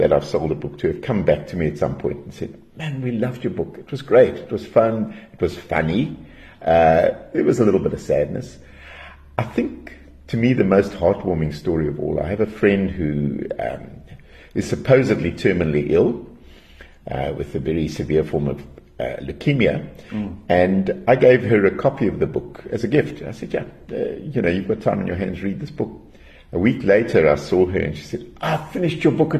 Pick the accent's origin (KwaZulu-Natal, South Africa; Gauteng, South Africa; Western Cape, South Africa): KwaZulu-Natal, South Africa; Durban; also born or lived in Johannesburg; I was born in Joburg, but I was very young when we moved to Durban. My dad was a policeman, and there was a police camp on the Bluff, Wentworth Camp. And spent a couple of years living there